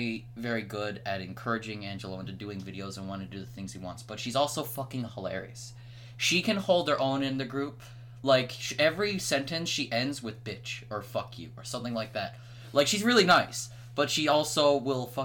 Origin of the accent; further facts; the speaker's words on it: Canada; I'm Canadian